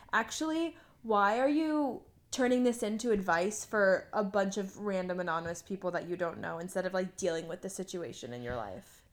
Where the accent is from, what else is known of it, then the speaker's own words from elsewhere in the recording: United States; as an American